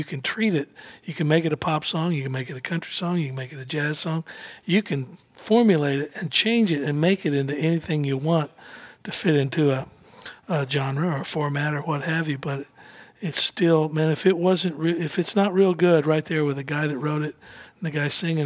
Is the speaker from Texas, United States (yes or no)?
no; Oklahoma City, Oklahoma, United States; also born or lived in Norman, Oklahoma; I was born in Norman, and then we moved to Oklahoma City when I was four